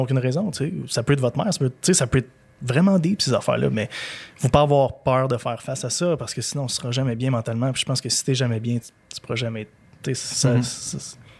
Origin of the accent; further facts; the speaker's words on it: Gaspésie, Quebec, Canada; moved away; quand j'étais jeune, je l'ai dit tantôt, je viens de la Gaspésie